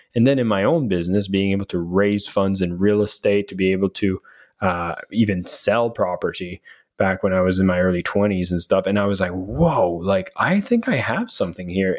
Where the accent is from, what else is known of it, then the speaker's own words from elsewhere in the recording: Canada; we're Canadian